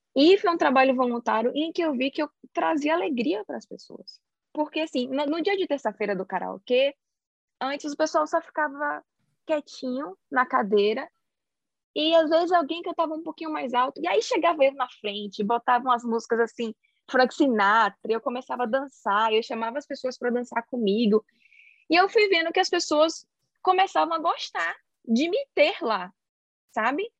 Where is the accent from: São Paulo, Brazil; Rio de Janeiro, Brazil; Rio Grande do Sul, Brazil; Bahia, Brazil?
Bahia, Brazil; Salvador; moved away as an adult; also born or lived in Sweden; now in Cambridge, United Kingdom; eu sou de City, minha querida Salvador, porém atualmente eu moro na Inglaterra